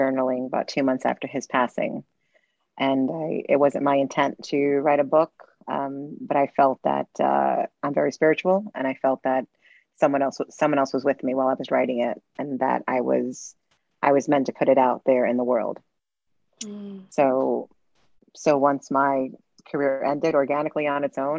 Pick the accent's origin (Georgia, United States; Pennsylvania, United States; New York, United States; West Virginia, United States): New York, United States; New York City; I'm Latin American, born in Brooklyn, New York. My background is from Puerto Rico, Mexico, and Cuba